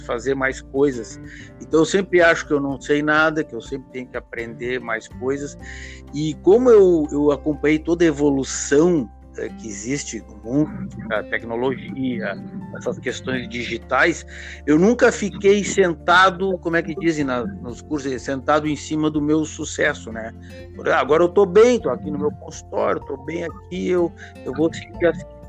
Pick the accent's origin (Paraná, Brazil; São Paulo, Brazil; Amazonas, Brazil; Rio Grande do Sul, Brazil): Rio Grande do Sul, Brazil; Porto Alegre; also born or lived in Uruguaiana; eu nasci em Uruguaiana, e mas eu vim para Porto Alegre quando eu tinha um ano e meio, mais ou menos. E aí eu fiz toda, me, criei em Porto Alegre